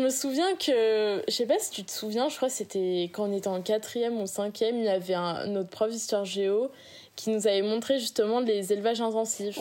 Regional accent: Réunion; now in France; je viens de l'île de la Réunion

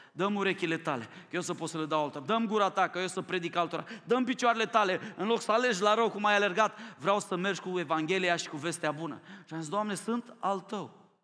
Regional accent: Romania; Mie mi-e rușine ca român

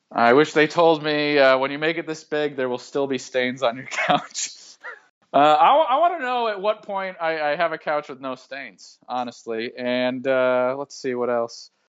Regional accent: Massachusetts, United States; I grew up in Massachusetts

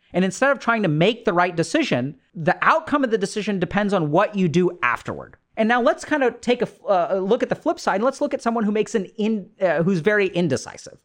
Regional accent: India; being Indian, is, you know, I come from a culture where arranged marriages happen.

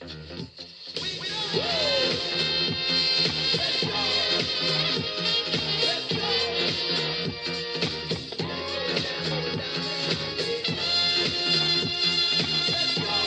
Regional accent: New York City, New York, United States; my hometown, the Gramercy Theater in New York City

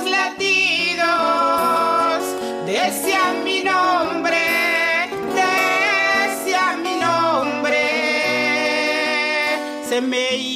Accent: Chocó, Colombia; born there; Yo nací en el Chocó, tierra bella, tierra rica, próspera y abandonada

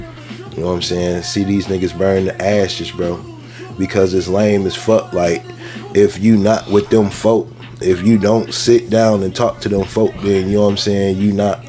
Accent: Michigan, United States; also born or lived in Virginia; now in Atlanta, United States; Even when I went back home to Michigan

